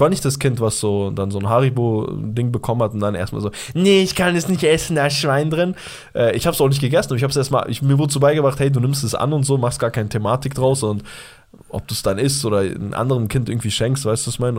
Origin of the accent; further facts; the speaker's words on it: Bavaria, Germany; Bei uns in Bayern